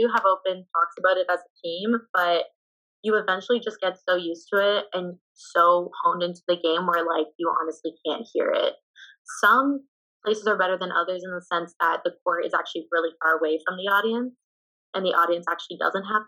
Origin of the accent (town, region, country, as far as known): Canada; moved away